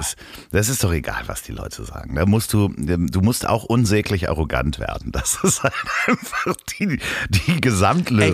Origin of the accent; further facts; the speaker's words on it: Germany; ich bin aus Deutschland